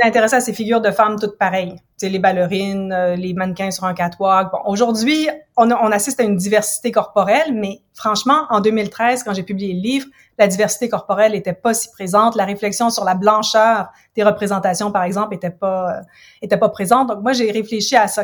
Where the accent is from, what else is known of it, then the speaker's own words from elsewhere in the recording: Ottawa, Ontario, Canada; moved away as an adult; also born or lived in United States / England; now in Montreal, Canada; je suis originaire d'Ottawa. En fait, je suis comme franco-ontarienne